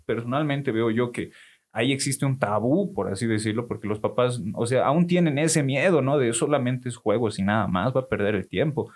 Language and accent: Spanish; Oruro, Bolivia; yo como buen orureño